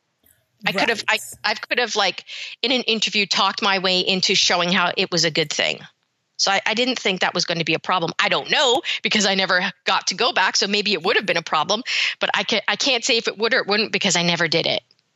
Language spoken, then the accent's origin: English; Birmingham, West Midlands, United Kingdom; born there; also born or lived in Canada; I had been there many times because I was born in Birmingham, but I had a lot of relatives that were living in London.